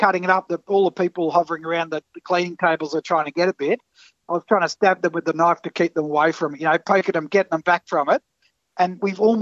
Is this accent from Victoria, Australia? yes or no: yes; Port Phillip Bay, Victoria, Australia; we grew up down on Port Phillip Bay there